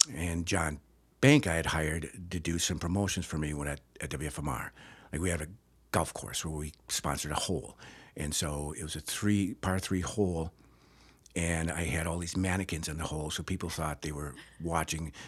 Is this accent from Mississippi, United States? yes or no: no; Two Rivers, Wisconsin, United States; born and raised in Two Rivers, Wisconsin